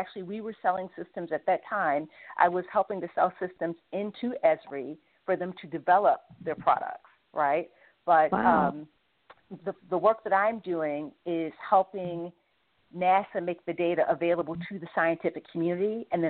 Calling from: Washington, District of Columbia, United States; calling. I'm calling from Washington, D.C.

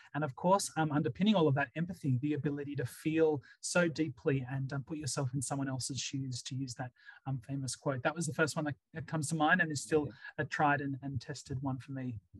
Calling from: Gunnedah, New South Wales, Australia; phoning in and joining you from um, rural New South Wales

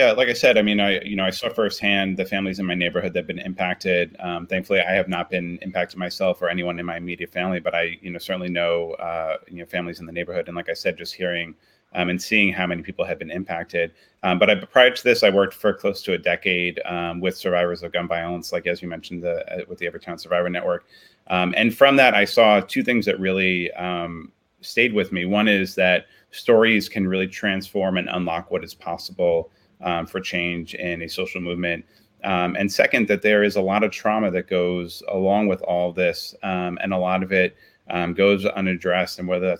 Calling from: New York City, New York, United States; So I'm calling from Sunnyside, which is in Queens, New York City.

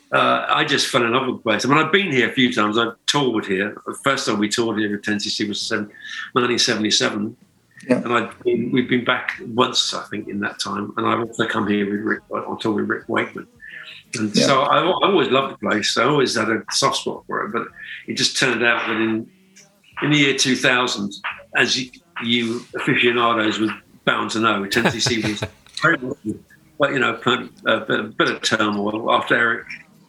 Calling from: Byron Bay, New South Wales, Australia; Well, Byron Bay, more or less.

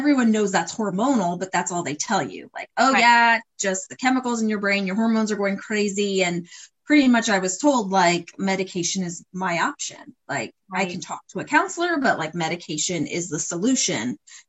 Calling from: Ohio, United States; Yeah, I'm joining from Ohio.

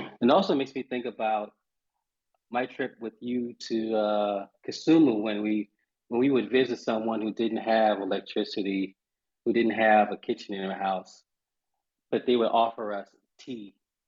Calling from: Charleston, South Carolina, United States; I am joining you from Charleston, South Carolina.

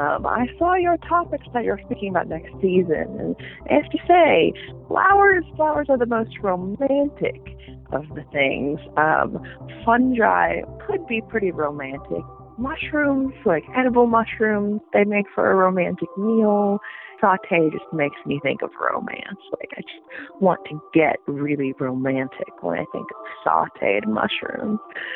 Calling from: Washington, District of Columbia, United States; I'm calling in from Washington, D.C.

